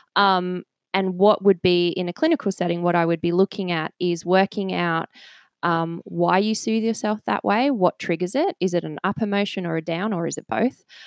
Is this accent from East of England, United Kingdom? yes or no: yes; a village outside Cambridge, East of England, United Kingdom; I was born in England, um, and I grew up in just a little village outside of Cambridge